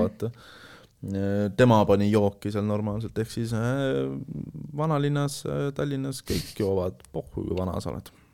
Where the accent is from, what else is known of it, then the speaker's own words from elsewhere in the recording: Saare County, Estonia; moved away; ma olen originaalis pärit Saaremaalt